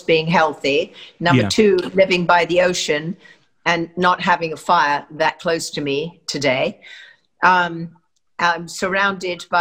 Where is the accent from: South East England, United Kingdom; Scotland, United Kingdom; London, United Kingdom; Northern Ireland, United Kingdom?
London, United Kingdom; accent: English; moved away as an adult; also born or lived in Hillingdon, Middlesex; I was born actually in Hillingdon, Middlesex, lived in a semi-detached in Merton Park, and just had a very regular life